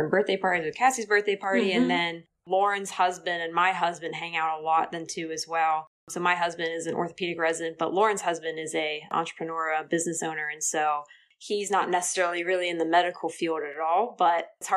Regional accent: Hershey, Pennsylvania, United States; now in Danville, United States; I grew up in Hershey

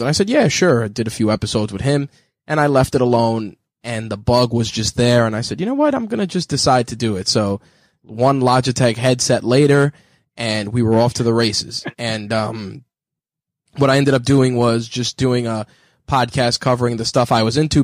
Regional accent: New York City, New York, United States; I was born in the Bronx, and then I moved later on to the borough of Queens

